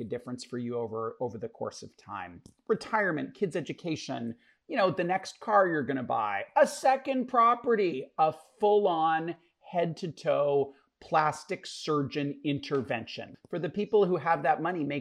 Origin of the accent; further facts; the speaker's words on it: Canada; us as Canadians